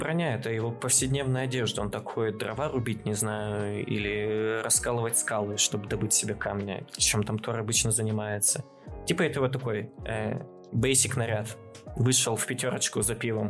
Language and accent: Russian; Chelyabinsk, Chelyabinsk Oblast, Russia; я как челябинец